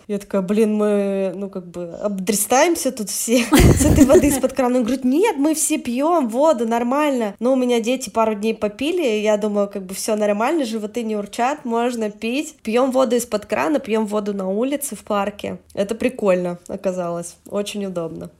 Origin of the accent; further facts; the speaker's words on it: Yekaterinburg, Sverdlovsk Oblast, Russia; moved away as an adult; now in Tbilisi, Georgia; я вообще из Екатеринбурга, с Урала